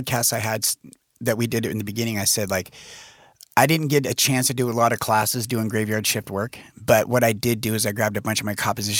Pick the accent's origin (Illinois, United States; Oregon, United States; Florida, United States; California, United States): Oregon, United States; Medford; we're both from Medford